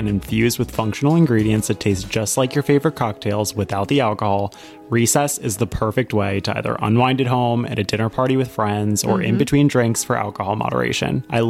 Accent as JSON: {"language": "English", "region": "Maryland", "country": "United States", "tie": "born or raised there", "moved": "yes", "said": "I grew up in Maryland"}